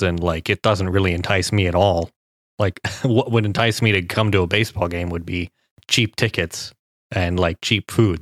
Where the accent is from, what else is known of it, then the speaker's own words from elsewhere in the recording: Cincinnati, Ohio, United States; Skyline Chili, the, the Cincinnati Chili restaurant from my hometown